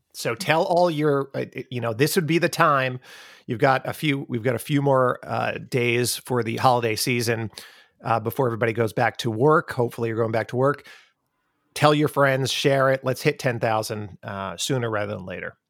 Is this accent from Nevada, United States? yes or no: no; Long Island, New York, United States; accent: Long Island; moved away; I talk with my Long Island accent